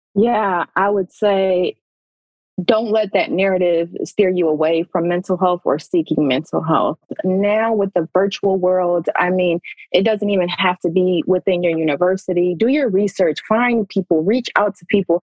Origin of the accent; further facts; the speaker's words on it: Pontiac, Michigan, United States; I grew up in Pontiac, Michigan, a poverty stricken city, urban city